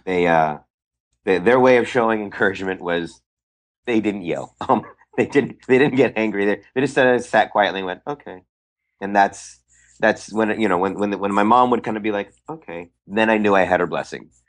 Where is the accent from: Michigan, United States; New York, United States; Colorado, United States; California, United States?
California, United States; San Francisco Bay Area; I am from the Bay Area.